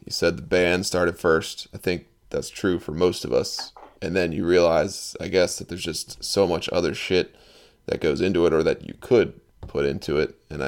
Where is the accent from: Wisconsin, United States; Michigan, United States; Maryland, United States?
Maryland, United States; Baltimore